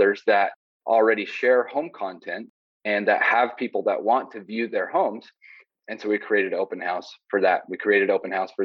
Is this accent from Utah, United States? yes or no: yes; Southern Utah, United States; I grew up in Southern Utah